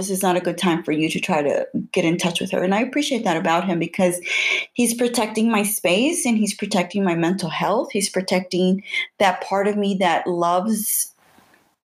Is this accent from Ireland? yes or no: no; Houston, Texas, United States; I grew up in the North Side. I grew up next to downtown Houston.